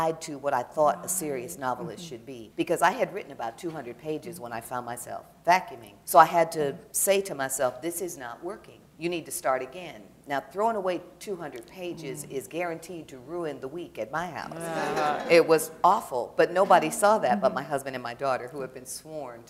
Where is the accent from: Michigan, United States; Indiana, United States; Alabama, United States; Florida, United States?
Michigan, United States; Detroit; moved away; I grew up in Detroit